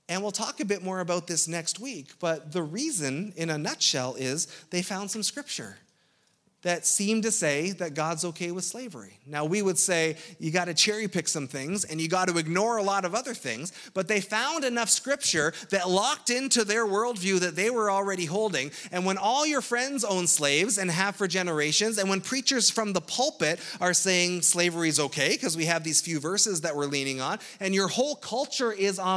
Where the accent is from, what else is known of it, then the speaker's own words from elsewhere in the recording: Ontario, Canada; as a Canadian